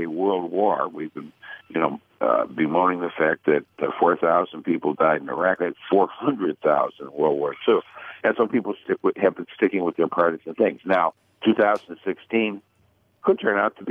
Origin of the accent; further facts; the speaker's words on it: Michigan, United States; my home state of Michigan